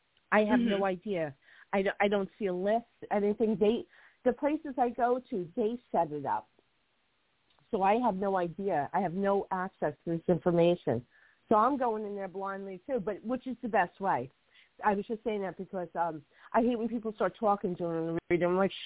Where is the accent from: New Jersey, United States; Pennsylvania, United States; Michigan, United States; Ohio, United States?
New Jersey, United States; Hoboken; born there; When I was a little girl, we moved to another town. I was born in Hoboken, and we moved out to another town.